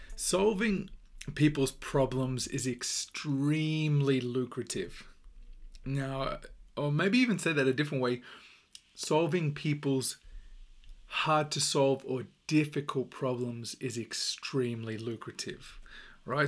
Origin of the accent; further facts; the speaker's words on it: Australia; accent: Australian; my accent is Australian